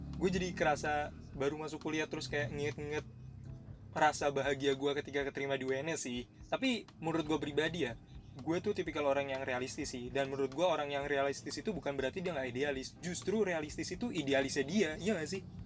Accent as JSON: {"language": "Indonesian", "region": "Java", "country": "Indonesia", "said": "gue tuh Jawa"}